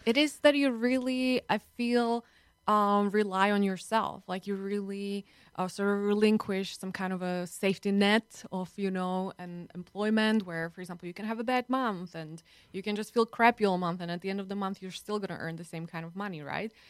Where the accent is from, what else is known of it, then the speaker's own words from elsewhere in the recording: Slovakia; now in United States; I'm from Slovakia